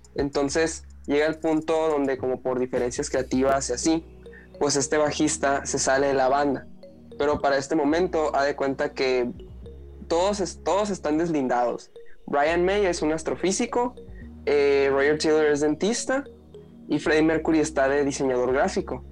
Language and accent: Spanish; Mexicali, Baja California, Mexico; now in Hermosillo, Mexico; yo crecí en Mexicali